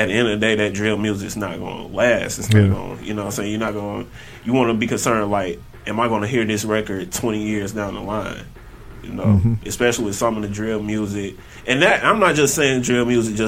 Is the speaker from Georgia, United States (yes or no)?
yes; College Park, Georgia, United States; I'm from College Park, okay. Georgia. I'm from here. Born and raised